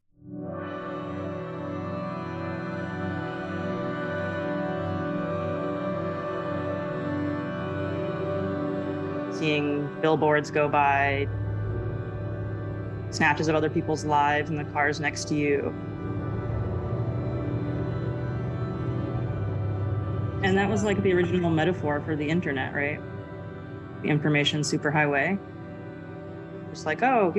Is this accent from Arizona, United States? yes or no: yes; Arizona, United States; I grew up in Arizona